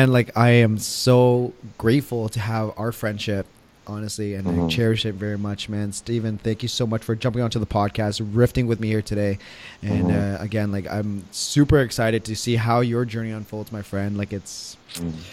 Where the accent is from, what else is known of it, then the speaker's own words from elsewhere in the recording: Toronto, Ontario, Canada; we're from Toronto